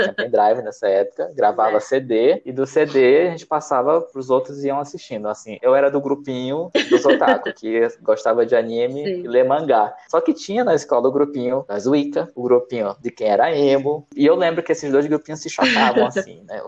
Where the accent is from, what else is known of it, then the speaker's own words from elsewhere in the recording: Manaus, Amazonas, Brazil; moved away as an adult; also born or lived in São Paulo; Manaus, que é onde eu cresci